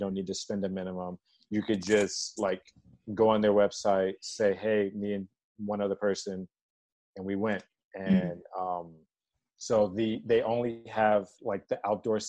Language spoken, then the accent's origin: English; Maryland, United States; now in Odenton, United States; So I was born in D.C.